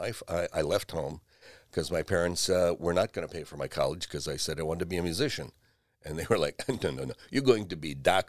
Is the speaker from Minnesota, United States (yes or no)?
no; Seven Hills, Ohio, United States; Seven Hills, right off Rockside Road. Went to Ignatius.